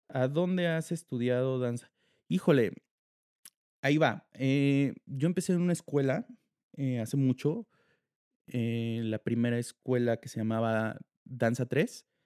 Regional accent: Mexico; muchos varones en diferentes países ahorita que están entrenando y que los están apoyando muchísimo como mexicanos y como, como varones.

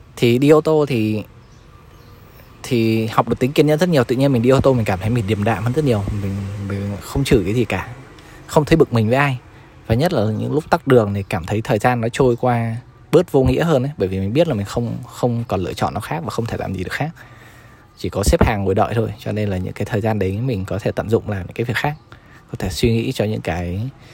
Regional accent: Hai Phong, Vietnam; now in Ho Chi Minh City, Vietnam; về quê mình về Hải Phòng

